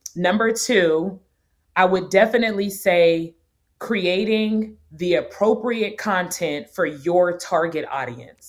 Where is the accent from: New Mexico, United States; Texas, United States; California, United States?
California, United States; North Orange; moved away as an adult; also born or lived in Nashville, Tennessee; now in Atlanta, United States; I'm originally born and raised in North Orange, California.